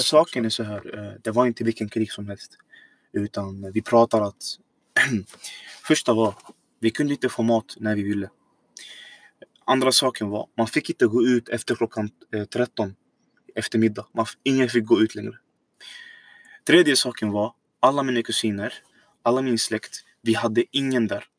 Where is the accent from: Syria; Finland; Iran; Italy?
Syria; Swedish is a second language; also born or lived in Iraq; now in Sweden; jag är född egentligen då Irak, men jag har bott hela mitt liv nästan i Syrien.